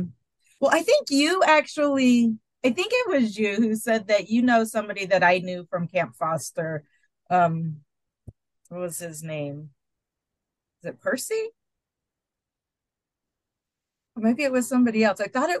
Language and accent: English; Illinois, United States; I didn't say I was from East St. Louis. I said it's just outside of East St. Louis.